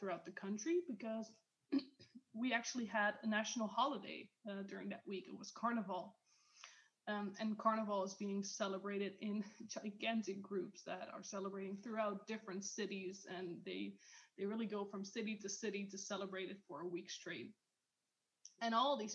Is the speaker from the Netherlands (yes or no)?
yes; Netherlands; in my country, I'm from the Netherlands